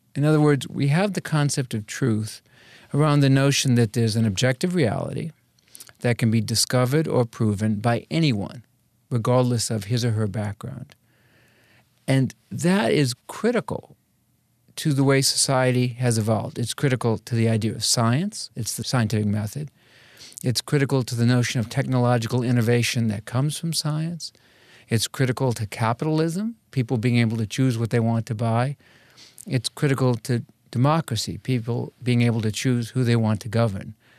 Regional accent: Norwood, Massachusetts, United States; moved away; I grew up in New England. I, uh, was in a little town called Norwood, Massachusetts

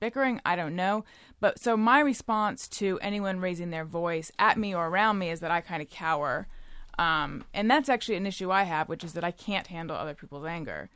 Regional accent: California, United States; moved away; also born or lived in New York; I'm from California originally, but I was living in New York for, uh, eight and a half years

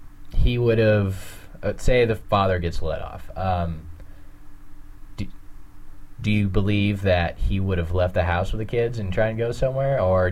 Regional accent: the South, United States; I'm from the South.

